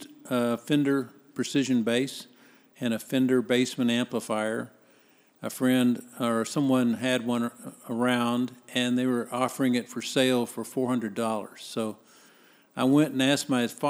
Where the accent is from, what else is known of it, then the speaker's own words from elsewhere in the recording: Dallas, Texas, United States; also born or lived in Biloxi, Mississippi; I was basically raised in Dallas and consider myself a Dallasite.